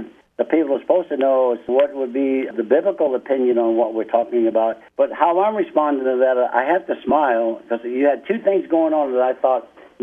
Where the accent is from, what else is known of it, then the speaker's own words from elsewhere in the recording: New York City, New York, United States; moved away as an adult; also born or lived in Fayetteville, West Virginia; now in Albuquerque, United States; I was born in Fayetteville, West Virginia, but my mom moved while I was a little baby. We moved to New York City, so I was raised in New York City from 3 months old further.